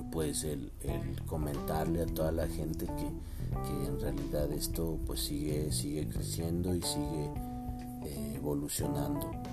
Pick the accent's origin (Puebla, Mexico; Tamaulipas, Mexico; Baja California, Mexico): Puebla, Mexico; Teziutlán; moved away; Regreso aquí a mi tierra, Teciutlán, Puebla